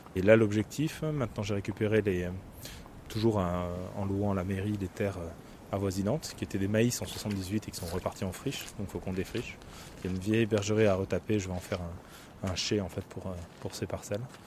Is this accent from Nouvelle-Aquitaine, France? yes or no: yes; Saint-Jean-de-Luz, Nouvelle-Aquitaine, France; j'étais pas du Rugne, mais plutôt de Saint-Jean-de-Luz